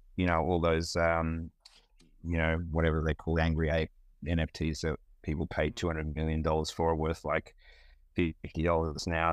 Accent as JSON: {"language": "English", "town": "Melbourne", "region": "Victoria", "country": "Australia", "tie": "born or raised there", "moved": "as an adult", "lives_now": "United States"}